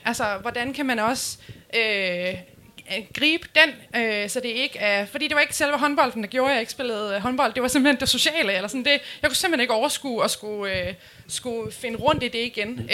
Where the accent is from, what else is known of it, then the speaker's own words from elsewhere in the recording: Nyborg, Southern Denmark, Denmark; moved away as an adult; now in Aarhus, Denmark; jeg skulle flytte fra, fra Nyborg, hvor jeg er fra, øh, til Aarhus